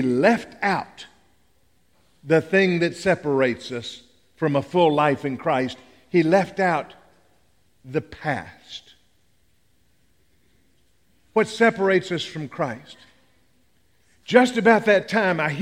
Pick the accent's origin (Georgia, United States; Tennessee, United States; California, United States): Tennessee, United States; I'm from Tennessee